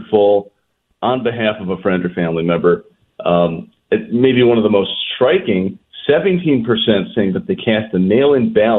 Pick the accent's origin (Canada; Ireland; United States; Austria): United States; Chicago, Illinois; I'm from Chicago